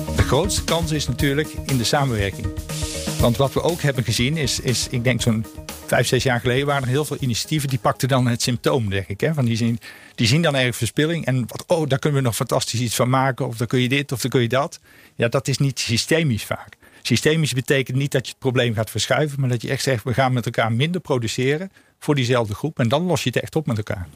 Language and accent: Dutch; North Brabant, Netherlands; moved away; ik kom oorspronkelijk uit Brabant